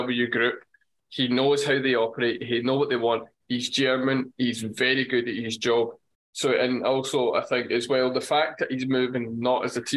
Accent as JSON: {"language": "English", "region": "Scotland", "country": "United Kingdom", "said": "as a Scotsman"}